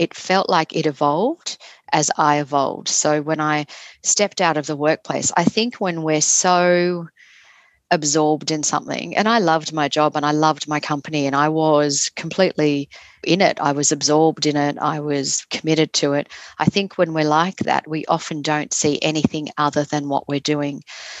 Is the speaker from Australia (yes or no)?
yes; Sydney, New South Wales, Australia; I grew up in Sydney